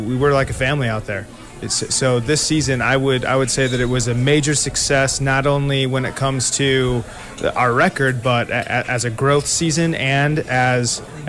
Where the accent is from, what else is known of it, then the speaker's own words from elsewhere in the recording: Crown Point, Indiana, United States; I grew up in Crown Point